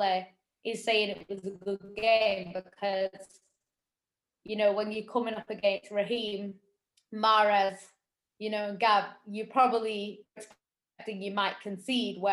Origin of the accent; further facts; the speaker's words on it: Manchester, North West England, United Kingdom; as a Mancunian